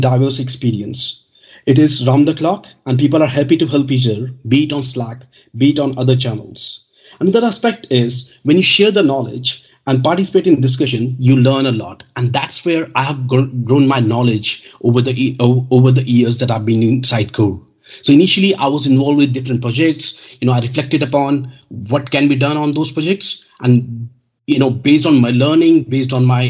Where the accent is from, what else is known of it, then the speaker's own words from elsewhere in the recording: India; now in United Kingdom; I'm from India, but now I'm settled in the United Kingdom